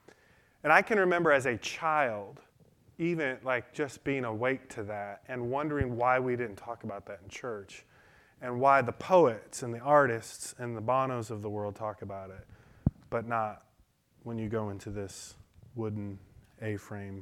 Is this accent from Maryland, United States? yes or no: no; Detroit, Michigan, United States; I learned that in Detroit. I grew up in Detroit.